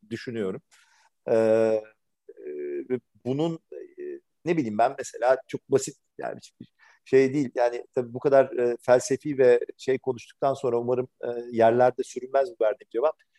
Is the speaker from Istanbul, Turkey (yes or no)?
yes; Istanbul, Turkey; bin dokuz yüz seksenlerin Türkiye'sinde İstanbul'da yetişmiş, e, biri olarak